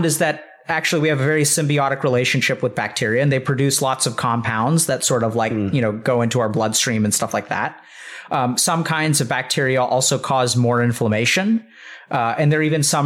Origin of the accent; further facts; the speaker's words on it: Texas, United States; I'm from Texas